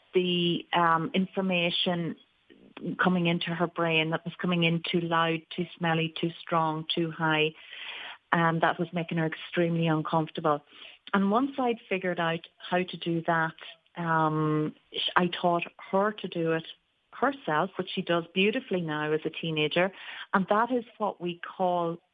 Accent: Ireland; moved away as an adult; also born or lived in New York; I moved back from New York. I was an adult therapist all through the years, and actually cancer care was my speciality. And I came back to Ireland

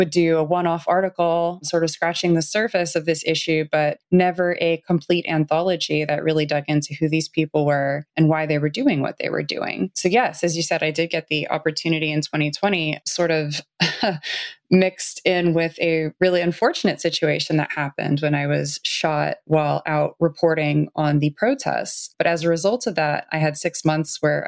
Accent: Los Angeles, California, United States; I grew up in the Los Angeles area

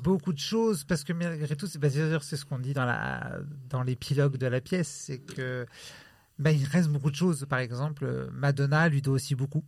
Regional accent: Italy; je suis italien

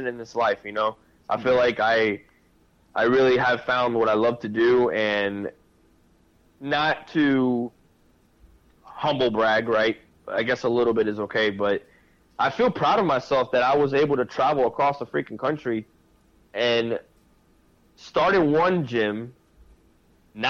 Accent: Key West, Florida, United States; moved away as an adult; now in West Coast, United States; wanting to get out of my hometown, out of Key West

